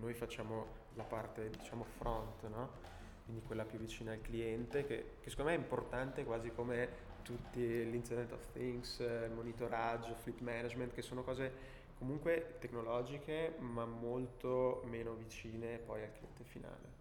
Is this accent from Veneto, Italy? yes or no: yes; Belluno, Veneto, Italy; moved away as an adult; also born or lived in Milan; dal mio paese Belluno